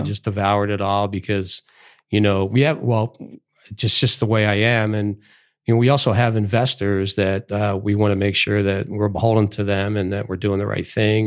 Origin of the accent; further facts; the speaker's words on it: Philadelphia, Pennsylvania, United States; I grew up in Philadelphia